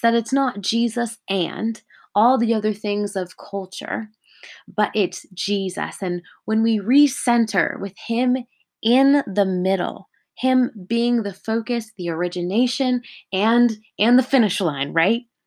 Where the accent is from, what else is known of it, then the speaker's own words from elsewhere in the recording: California, United States; I'm living in Southern California at the moment, and I was born and raised here in California.